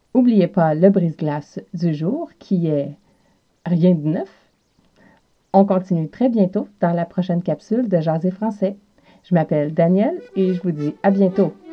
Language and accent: French; South Shore of Montreal, Quebec, Canada; accent: Quebec; j'ai l'accent de l'Amérique du Nord, plus spécifiquement du Québec et plus spécifiquement de la région de la rive sud de Montréal, d'où je suis originaire.